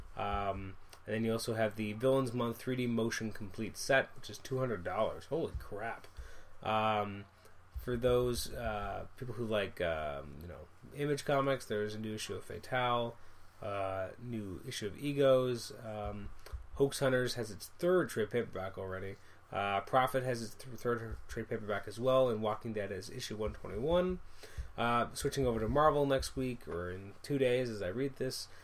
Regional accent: Canada; I'm Canadian

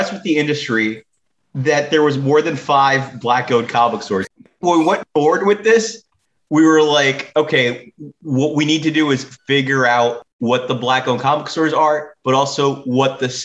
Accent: New York City, New York, United States; I go, Brooklyn

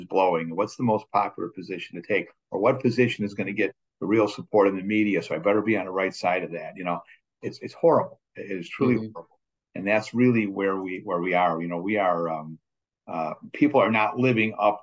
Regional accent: Chicago, Illinois, United States; now in New Jersey, United States; I'm a Chicagoan originally

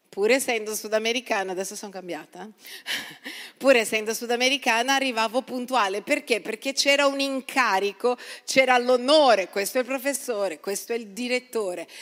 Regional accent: Brazil; now in Italy; sono nata in Brasile

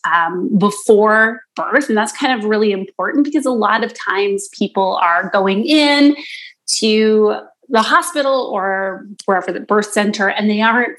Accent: East Coast, Canada; now in Toronto, Canada; I live in Toronto, and I've lived here for a long time now, but I'm originally from the East Coast

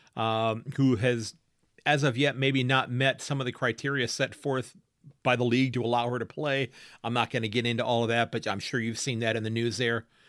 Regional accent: United States; as an American, as a Yank

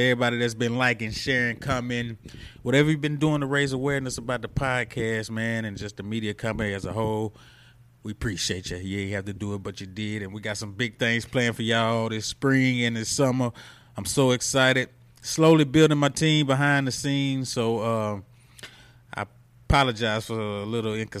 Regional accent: Mendenhall, Mississippi, United States; also born or lived in Magee, Mississippi; I grew up in Simpson County, McGee, Mendenhall.

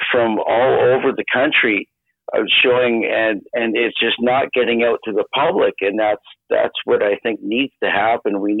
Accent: Canada; I so appreciate as a Canadian

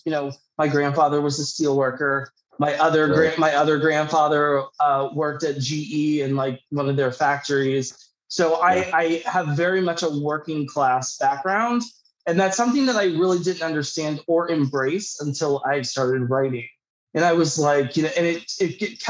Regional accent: Pittsburgh, Pennsylvania, United States; also born or lived in New York City / Los Angeles; I'm from Pittsburgh originally.

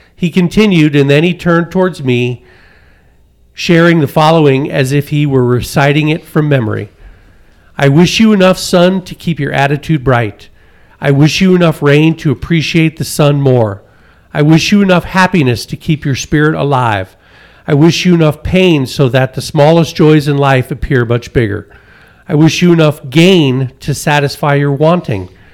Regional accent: Connecticut, United States; now in Colorado, United States; I come from Connecticut

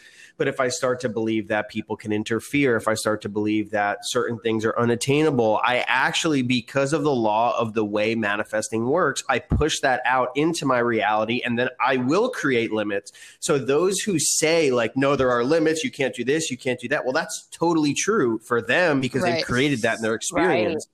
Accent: South River, New Jersey, United States; I grew up in New Jersey in a small town called South River

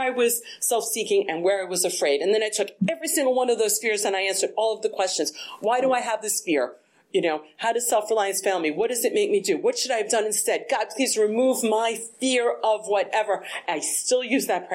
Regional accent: East Coast, United States; moved away; I'm from the East Coast

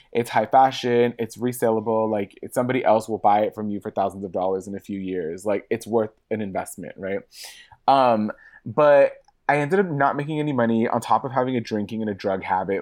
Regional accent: Los Angeles, California, United States; I'm born and raised in Hollywood, uh, like, Hollywood proper

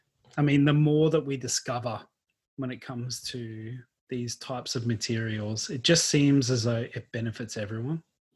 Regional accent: Queensland, Australia; now in Victoria, Australia; So, growing up in Queensland, we've already spoken about this, we had pineapple all the time.

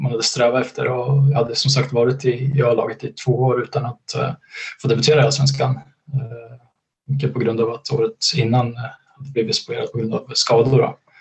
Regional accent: Gävle, Gävleborg County, Sweden; kunna bo kvar i, i min hemstad Gävle

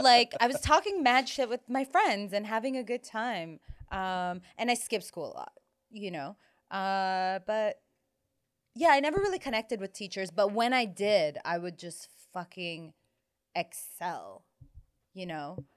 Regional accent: Toronto, Ontario, Canada; growing up in Toronto

